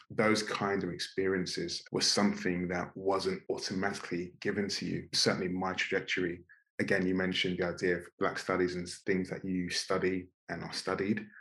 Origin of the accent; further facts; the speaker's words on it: London, United Kingdom; in my immediate environment in Northwest London